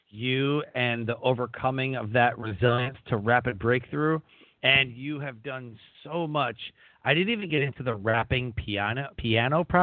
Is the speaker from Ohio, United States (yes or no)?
no; Detroit, Michigan, United States; I'm from Detroit